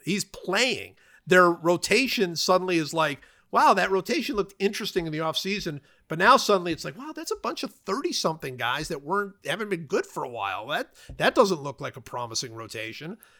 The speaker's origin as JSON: {"language": "English", "town": "Cleveland", "region": "Ohio", "country": "United States", "tie": "born or raised there", "said": "I was growing up in Cleveland"}